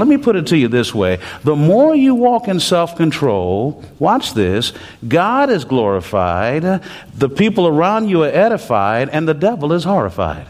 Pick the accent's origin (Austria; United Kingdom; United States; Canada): United States; Texas; I'm from Texas, and we have this Texas driving